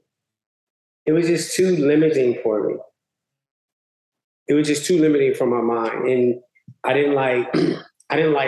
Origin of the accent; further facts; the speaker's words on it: Chicago, Illinois, United States; also born or lived in Mississippi; now in Los Angeles, United States; growing up on the South Side of Chicago, it was a typical in the 70s. 80s.